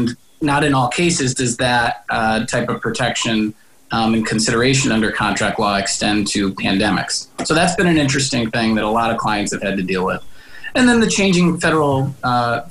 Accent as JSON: {"language": "English", "town": "Springfield", "region": "Massachusetts", "country": "United States", "tie": "born or raised there", "also_born_or_lived": "Providence", "said": "I grew up in Springfield, went to school here through high school, and then Providence College"}